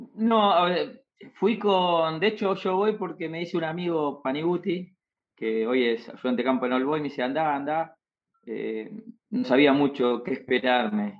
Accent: Moreno, Buenos Aires Province, Argentina; soy de Moreno

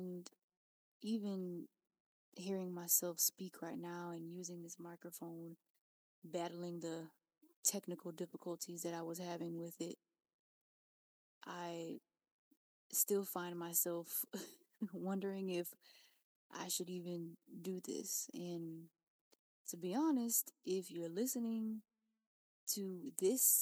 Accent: Louisiana, United States; I'm from Louisiana, and you know, I grew up with a tight-knit family.

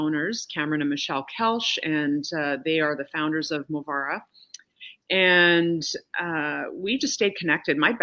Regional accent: Calgary, Alberta, Canada; moved away as an adult; I'm also Canadian and from Calgary, and so it was a big move to come here.

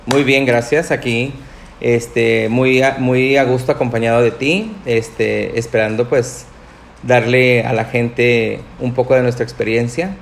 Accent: Nuevo León, Mexico; Los siguientes seis, que son mis hermanos, Este, somos de Nuevo León

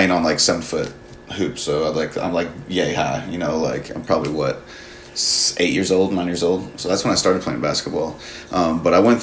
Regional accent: Phoenix, Arizona, United States; I grew up in Phoenix, Arizona

